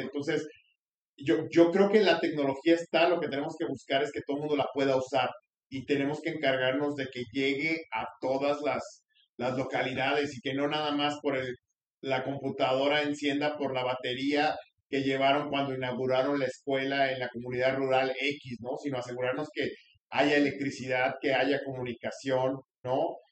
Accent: Mexico; como mexicanos

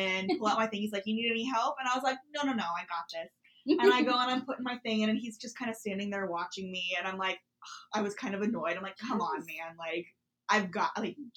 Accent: Montana, United States; now in Oregon, United States; I'm from Montana where we've pumped our own gas.

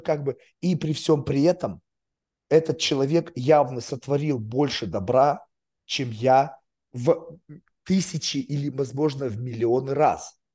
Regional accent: Russia; moved away as an adult; now in United States; Я еврей, как бы в России рос

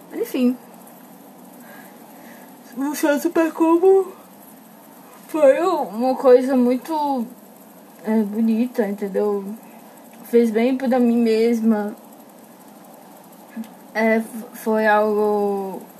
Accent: Pantanal, Brazil; Sou meio pantaneira, nossa tinha novela, mas sou bem pantaneira.

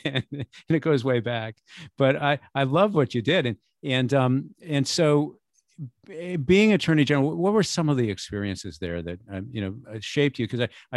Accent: Newport, New Hampshire, United States; my hometown of Newport, which you know, in New Hampshire

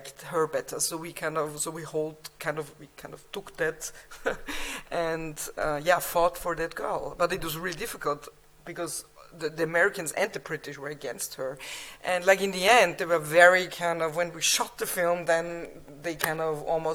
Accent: Austria; English is a second language; we are from Austria

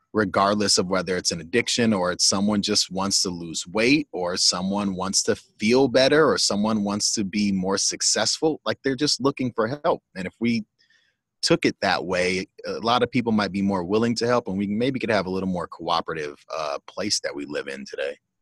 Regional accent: Pasadena, California, United States; also born or lived in Iowa; I'm born and raised in Pasadena, except for a four year stint out in Iowa for college.

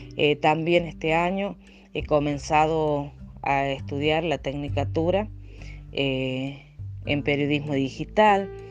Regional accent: Portezuelo, La Rioja, Argentina; soy de la localidad de Portezuelo, departamento Juan Facundo Quiroga

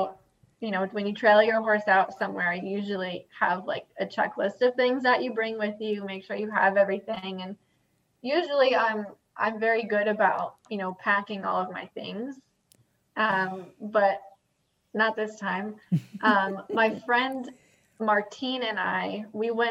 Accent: Long Island, New York, United States; moved away; I'm originally from Long Island

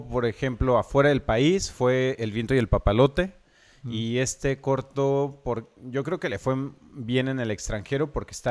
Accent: Lázaro Cárdenas, Michoacán, Mexico; soy de Lázaro Cárdenas y hago cortos acá

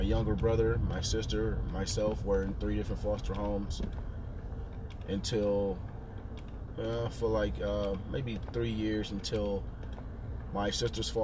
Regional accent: Cleveland, Ohio, United States; also born or lived in Columbus, Ohio; I was born in Columbus, Ohio, and raised in Cleveland. I moved to Cleveland when I was about 11 years old

